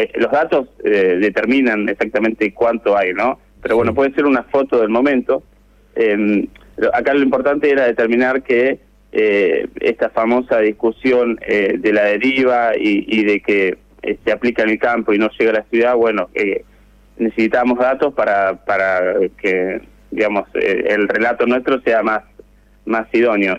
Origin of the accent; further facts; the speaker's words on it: Necochea, Buenos Aires Province, Argentina; moved away; la ciudad donde yo nací